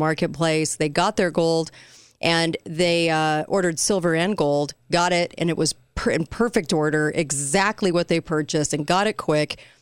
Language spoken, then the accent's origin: English; Orange County, California, United States; moved away; growing up there, I grew up in Orange County